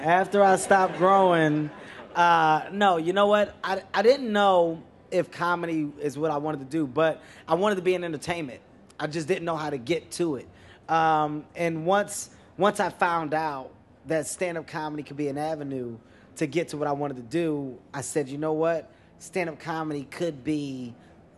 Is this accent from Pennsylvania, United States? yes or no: yes; Philadelphia, Pennsylvania, United States; moved away; also born or lived in New York City; I'm from Philadelphia, but I lived in New York for some time